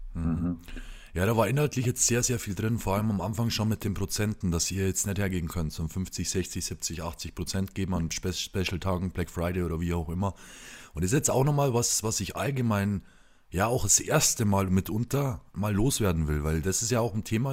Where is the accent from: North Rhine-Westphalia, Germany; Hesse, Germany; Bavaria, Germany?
Bavaria, Germany; Lower; in Sachen Heimat, in Sachen Niederbayern